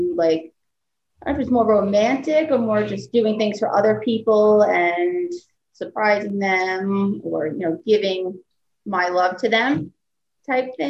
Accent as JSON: {"language": "English", "area": "Long Island", "region": "New York", "country": "United States", "said": "I'm from Long Island, still here"}